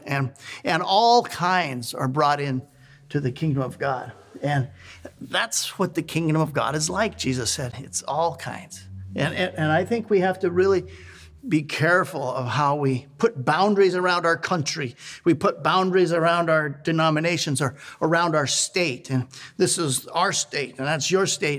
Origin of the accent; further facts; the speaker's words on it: Montana, United States; now in Oregon, United States; I was raised in Montana